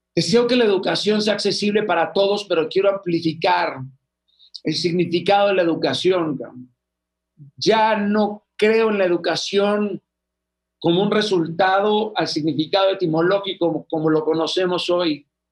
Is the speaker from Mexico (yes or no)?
yes; Sinaloa, Mexico; los de Sinaloa somos